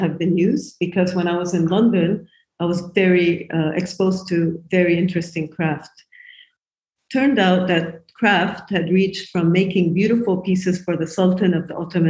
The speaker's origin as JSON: {"language": "English", "country": "Japan", "tie": "born or raised there", "also_born_or_lived": "United States / United Kingdom", "moved": "yes", "lives_now": "Beirut, Lebanon", "said": "So I'm a furniture designer, basically, and I moved to Beirut 22 years ago. I grew up in Japan, and I lived in America. I studied at the Rhode Island School of Design, and I worked in the UK before I moved to Lebanon 22 years ago."}